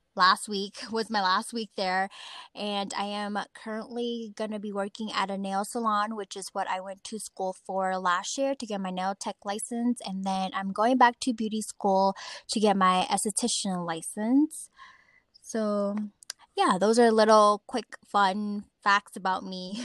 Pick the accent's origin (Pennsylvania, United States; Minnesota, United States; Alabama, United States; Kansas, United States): Minnesota, United States; Twin Cities; I was born and raised in Twin City, Minnesota. I've been here my whole life